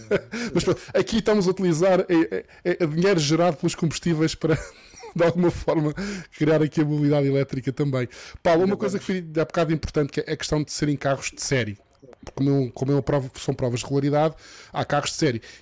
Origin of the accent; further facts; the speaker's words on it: Madeira, Portugal; eu sou madeirense, gosto sempre de ver a Madeira incluída